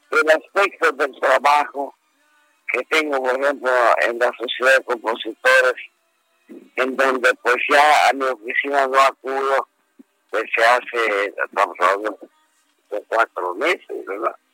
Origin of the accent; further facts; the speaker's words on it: Yucatán, Mexico; yo soy yucateco